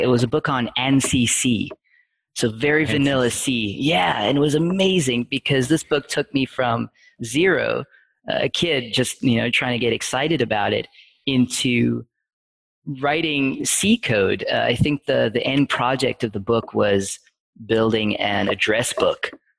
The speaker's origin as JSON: {"language": "English", "country": "South Africa", "accent": "mid-Atlantic", "said": "Right. Yeah. It's my accent, I would say, is mid-Atlantic."}